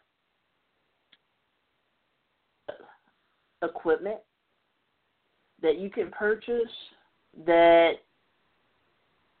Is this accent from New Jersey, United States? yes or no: no; Chicago, Illinois, United States; I'm from Chicago